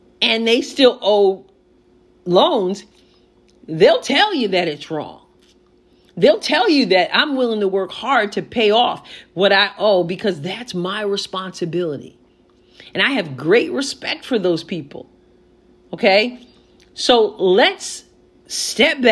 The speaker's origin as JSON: {"language": "English", "country": "United States", "said": "we as American people"}